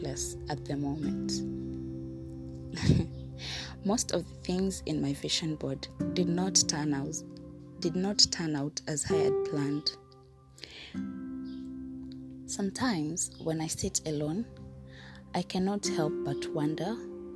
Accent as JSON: {"language": "English", "country": "Kenya", "said": "I am a Kenyan citizen"}